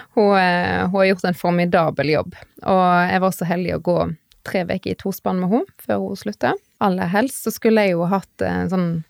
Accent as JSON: {"language": "Norwegian", "town": "Strandebarm", "region": "Vestland", "country": "Norway", "also_born_or_lived": "Bergen / Oslo area / England", "moved": "yes", "lives_now": "Stord, Norway", "said": "Jeg kommer fra Strandebarm i Hardanger"}